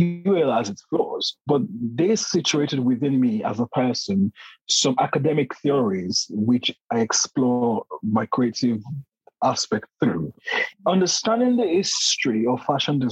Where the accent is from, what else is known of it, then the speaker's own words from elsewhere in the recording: Nigeria; moved away as an adult; now in London, United Kingdom; Growing up in Nigeria, being socialized in the Nigerian context in a predominantly Black society